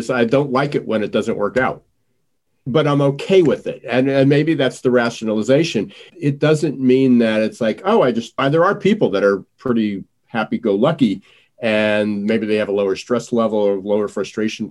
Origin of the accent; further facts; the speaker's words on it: United States; I'm in this country as an American